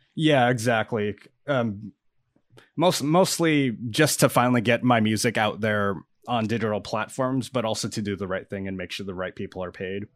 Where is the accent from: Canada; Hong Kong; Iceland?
Canada; I'm a Canadian musician and producer